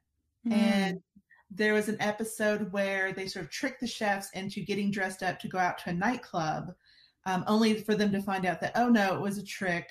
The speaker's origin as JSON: {"language": "English", "region": "Alabama", "country": "United States", "accent": "Alabama", "said": "I'm originally from Alabama, as you might could tell from my incredible accent."}